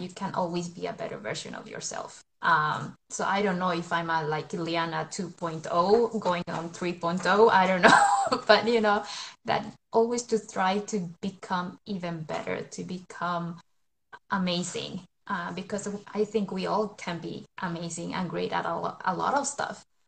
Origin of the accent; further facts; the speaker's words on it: Colombia; now in Sweden; I'm from Colombia, but I live in Sweden. I have lived in Sweden for over 20 years now